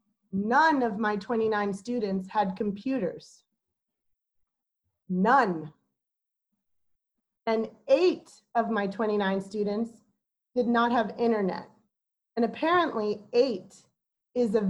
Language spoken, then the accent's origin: English; New York City, New York, United States; now in Oakland, United States; I'm from New York City